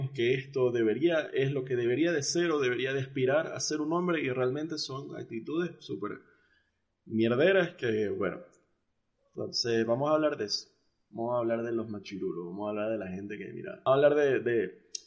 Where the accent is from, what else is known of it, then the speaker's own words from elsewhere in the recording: Mexico; born there; Creo que nací en México.